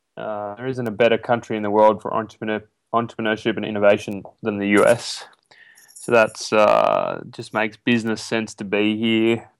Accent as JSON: {"language": "English", "area": "ten hours northwest of Sydney, between Walgett and Moree", "region": "New South Wales", "country": "Australia", "moved": "yes", "lives_now": "United States"}